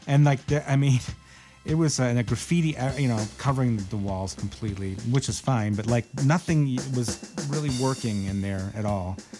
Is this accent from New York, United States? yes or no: no; Michigan, United States; moved away; I went to every show that Pat played in Detroit from when I was a little kid up until you know I moved away from Michigan